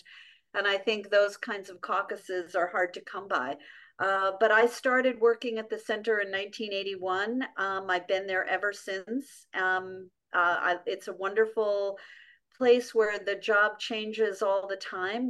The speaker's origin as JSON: {"language": "English", "town": "New York City", "region": "New York", "country": "United States", "tie": "born or raised there", "said": "I grew up in New York City"}